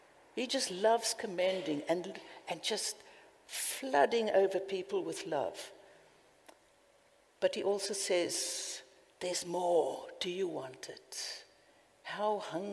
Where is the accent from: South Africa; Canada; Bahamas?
South Africa; Cape Town, Western Cape; accent: South African; now in United Kingdom